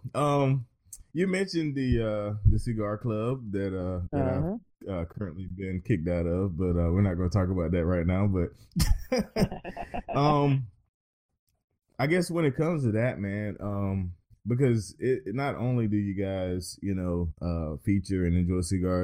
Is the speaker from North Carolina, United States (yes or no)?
yes; North Carolina, United States; my home state